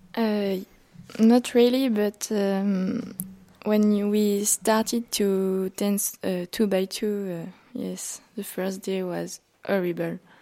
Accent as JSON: {"language": "English", "country": "Czechia", "said": "from the Czech Republic."}